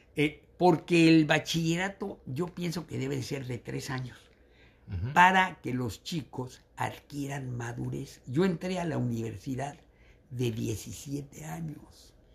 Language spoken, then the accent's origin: Spanish; Mexico City, Mexico; yo nací en la Ciudad de México, en lo que era el DF.